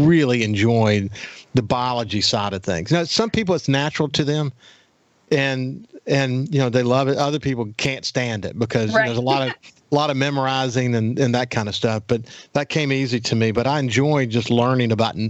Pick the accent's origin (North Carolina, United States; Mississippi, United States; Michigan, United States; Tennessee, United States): Mississippi, United States; Bellevue; I was raised in Bellevue